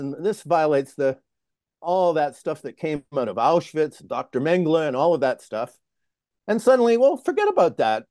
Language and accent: English; Toronto, Ontario, Canada; moved away; also born or lived in Sudbury, Ontario / Lethbridge, Alberta; I'm a Canadian. I, uh, grew up in Toronto.